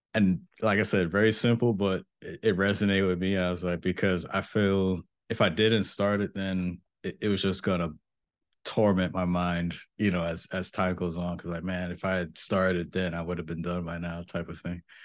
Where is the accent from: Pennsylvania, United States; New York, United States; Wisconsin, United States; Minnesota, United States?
New York, United States; Mount Vernon; moved away as an adult; I am from Mount Vernon, New York